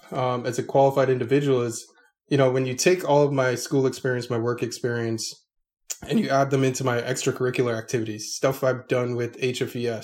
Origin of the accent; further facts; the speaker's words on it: South Florida, United States; also born or lived in Orlando, Florida; I was born and raised in South Florida